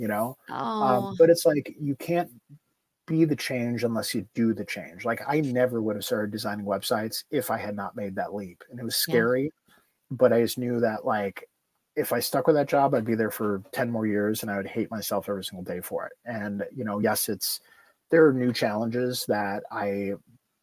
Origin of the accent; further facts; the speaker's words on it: Chicago, Illinois, United States; moved away as an adult; also born or lived in Asheville, North Carolina; I am born and raised in Chicago.